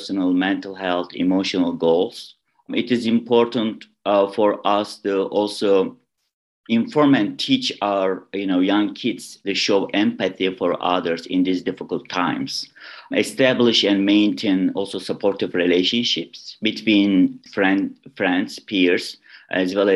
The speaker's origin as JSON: {"language": "English", "region": "Istanbul", "country": "Turkey", "tie": "born or raised there", "also_born_or_lived": "Ohio, United States", "second_language": "English", "moved": "as an adult", "lives_now": "Illinois, United States", "said": "I was born in Istanbul, Turkey. I moved to United States 2010 to complete my English language program."}